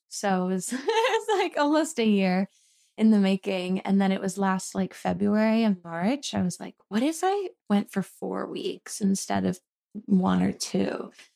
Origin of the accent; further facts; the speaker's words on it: Philadelphia, Pennsylvania, United States; moved away as an adult; also born or lived in Boston; now in Los Angeles, United States; I grew up right outside of Philadelphia in, it's called the Main Line